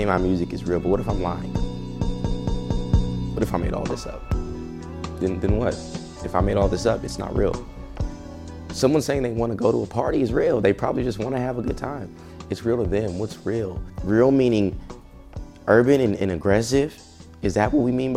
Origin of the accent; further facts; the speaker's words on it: Long Beach, California, United States; I was born in 1993 in Long Beach, California